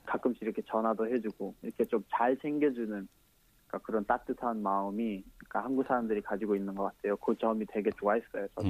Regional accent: Kathmandu, Bagmati, Nepal; Korean is a second language; moved away as an adult; now in South Korea; 저는 수도 카트만두입니다

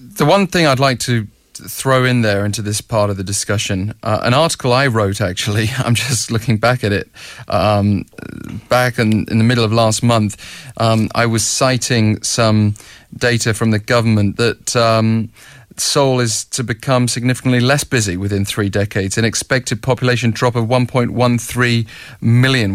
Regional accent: United Kingdom; now in Seoul, South Korea; as a British expat myself

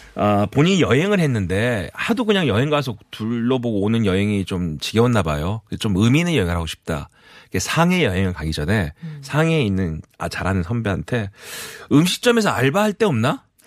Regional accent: Mokpo, South Jeolla, South Korea; 저도 고향이 목포로 앞에가 이 수평선이 안 보이는 바다예요

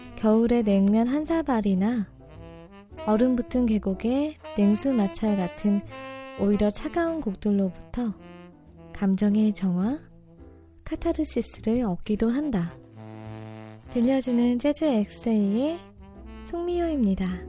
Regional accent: Daejeon, South Korea; 제 고향이 대전이잖아요.

